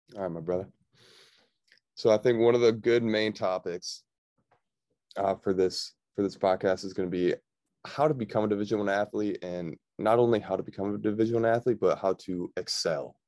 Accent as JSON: {"language": "English", "town": "Victor", "region": "New York", "country": "United States", "tie": "born or raised there", "also_born_or_lived": "Buffalo, New York", "said": "I grew up in Victor, New York."}